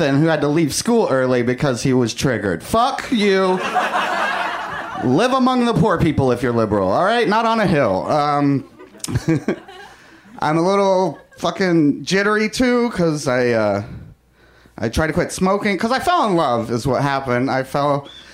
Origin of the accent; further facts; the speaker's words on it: the South, United States; now in Los Angeles, United States; growing up in the South